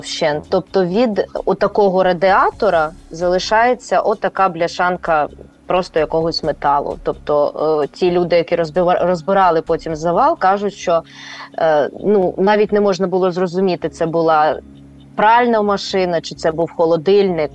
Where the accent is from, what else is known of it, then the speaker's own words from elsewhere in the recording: Kyiv, Ukraine; moved away as an adult; also born or lived in Irpin, Ukraine; now in Sweden; мій рідний Київ